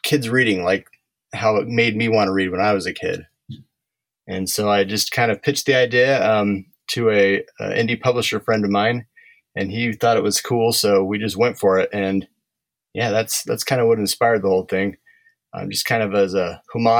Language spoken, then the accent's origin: English; Park City, Utah, United States; I'm from Utah, kind of by Park City